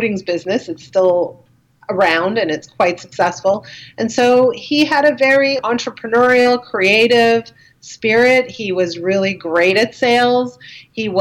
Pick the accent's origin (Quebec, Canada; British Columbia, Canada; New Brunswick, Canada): Quebec, Canada; Dollard-des-Ormeaux; I grew up in a place called Dollard des Ormeaux. I'm trying to kind of say it in English and French at the same time, but it's on the West Island of Montreal.